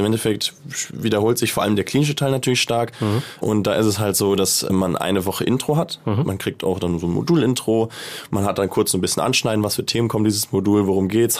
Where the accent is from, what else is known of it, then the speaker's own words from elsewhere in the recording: Hamburg, Germany; moved away; also born or lived in Malta; Ich bin gebürtiger Hamburger